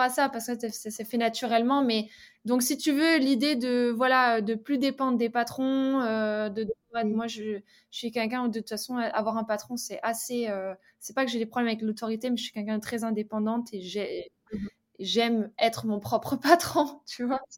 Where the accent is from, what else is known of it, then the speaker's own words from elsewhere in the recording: France; moved away as an adult; also born or lived in Australia; je suis partie de la France